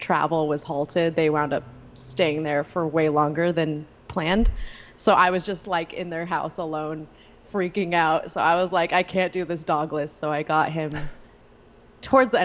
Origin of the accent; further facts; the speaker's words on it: Southern California, United States; moved away as an adult; also born or lived in United Kingdom; I grew up in Southern California